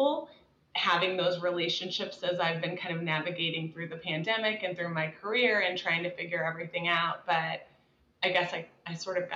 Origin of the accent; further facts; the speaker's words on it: Dallas, Texas, United States; also born or lived in Midwest; I grew up in Dallas.